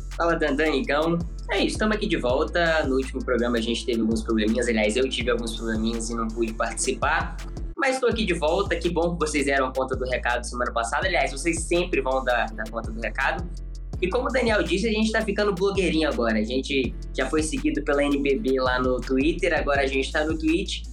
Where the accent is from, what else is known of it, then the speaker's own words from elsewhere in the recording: Minas Gerais, Brazil; a gente é de Minas